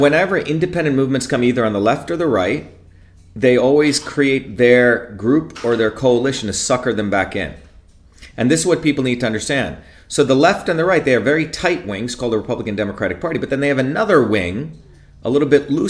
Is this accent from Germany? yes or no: no; India; also born or lived in Paterson, United States / Newark, United States; and I came from villages in India and I'd seen poverty all over Bombay and I came from Paterson and Newark.